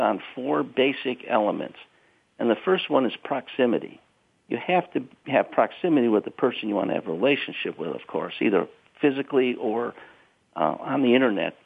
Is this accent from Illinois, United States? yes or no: yes; Chicago, Illinois, United States; I'm from South Side of Chicago